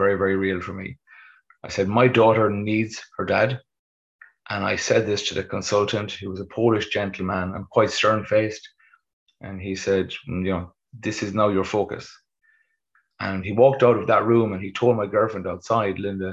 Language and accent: English; Westport, Connacht, Ireland; I'm passing through my hometown of Westport